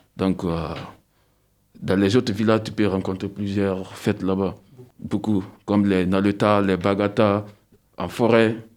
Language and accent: French; Guinea; first language Susu; French is a second language; now in France; je suis né de la Guinée-Conakry